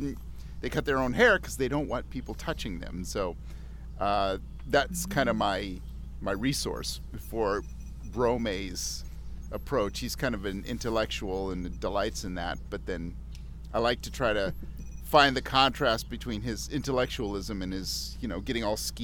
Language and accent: English; Pacific Northwest, United States; It's also a Pacific Northwesterner thing, kind of thing. We do kind of speak pretty quickly.